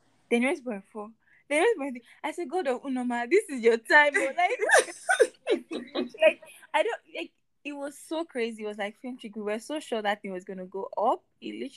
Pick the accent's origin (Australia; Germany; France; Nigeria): Nigeria; all of us are Nigerians